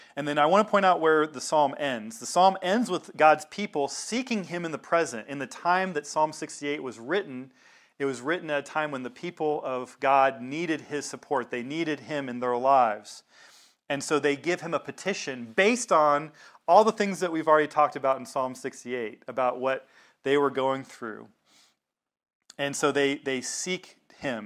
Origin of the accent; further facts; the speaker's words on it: the South, United States; I grew up in the South